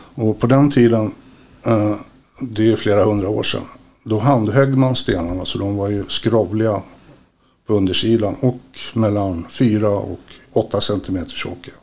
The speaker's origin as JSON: {"language": "Swedish", "town": "Stockholm", "region": "Stockholm County", "country": "Sweden", "tie": "born or raised there", "moved": "yes", "lives_now": "Västerås, Sweden", "said": "uppvuxen i Stockholm, bor i Västerås."}